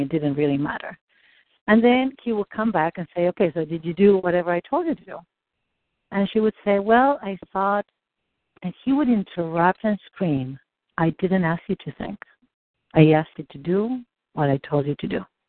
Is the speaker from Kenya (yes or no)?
no; Argentina; moved away; I grew up in Argentina